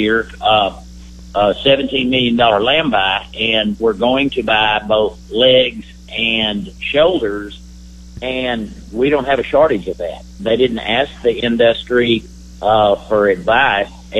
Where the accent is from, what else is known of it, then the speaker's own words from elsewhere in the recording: San Angelo, Texas, United States; my hometown, San Angelo, Texas.